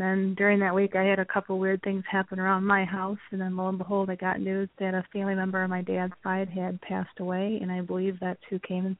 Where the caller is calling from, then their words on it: Wisconsin, United States; I'm calling from Wisconsin